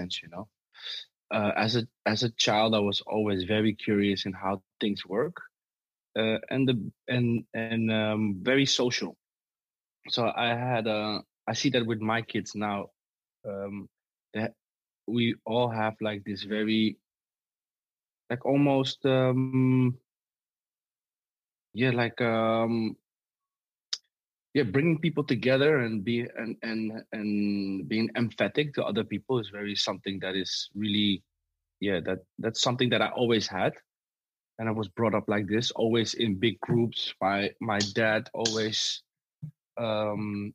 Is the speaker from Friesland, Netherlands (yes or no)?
no; Amsterdam, North Holland, Netherlands; I live in the West. I was brought up in the West. I live in the West right now.